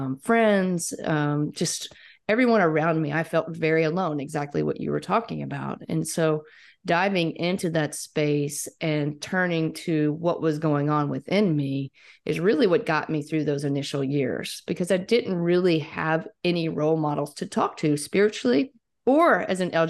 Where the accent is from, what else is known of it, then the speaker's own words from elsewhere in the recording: Mississippi, United States; moved away as an adult; I was gone from Mississippi for 6 or 7 years